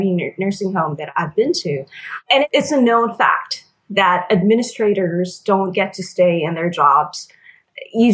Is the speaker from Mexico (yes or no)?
no; Philippines; moved away as an adult; now in United States; I was born and raised in the Philippines, and my family and I emigrated here in the U.S. when I was 18.